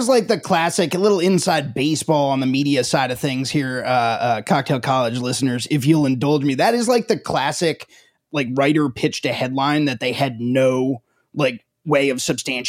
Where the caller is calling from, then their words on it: Richmond, Virginia, United States; And I'm joining from Richmond, Virginia, where you may have heard of it from a popular conservative country song